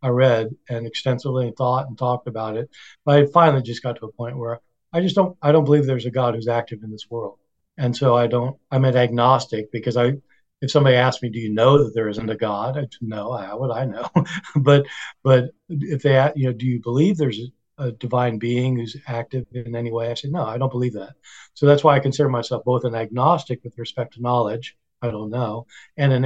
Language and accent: English; Kansas, United States; moved away as an adult; I grew up in Kansas